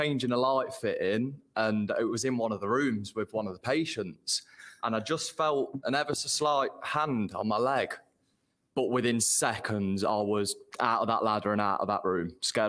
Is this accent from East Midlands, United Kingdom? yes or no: yes; Derby, East Midlands, United Kingdom; I am a Derby lad, sorry. West Brom fan, though, from Derby.